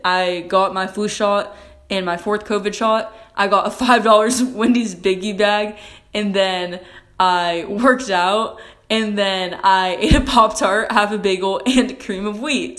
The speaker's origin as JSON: {"language": "English", "country": "United States", "said": "I'm an American"}